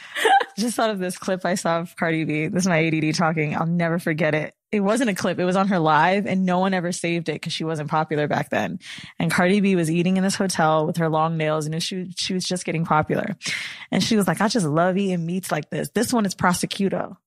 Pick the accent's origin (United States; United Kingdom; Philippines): United States; Florida; now in New York, United States; I'm from Florida